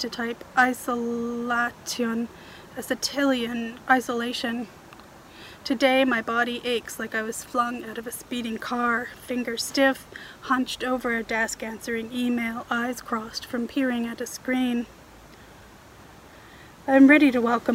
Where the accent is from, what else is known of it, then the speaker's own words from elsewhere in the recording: Toronto, Ontario, Canada; moved away as an adult; now in Vancouver Island, Canada; where I grew up in Toronto